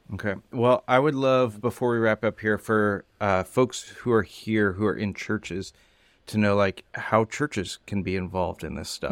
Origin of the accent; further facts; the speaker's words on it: California, United States; I grew up in California